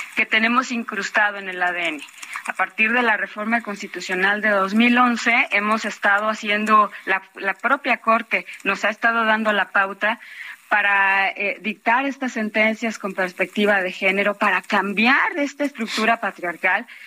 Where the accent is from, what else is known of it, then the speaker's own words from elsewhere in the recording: Mexico; todas y todos como mexicanos